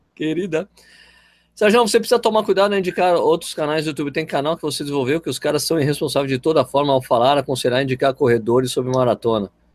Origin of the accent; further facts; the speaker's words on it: São Paulo, Brazil; moved away as an adult; now in Jundiaí, Brazil; eu sou de São Paulo, mas moro em Jundiaí há 15 anos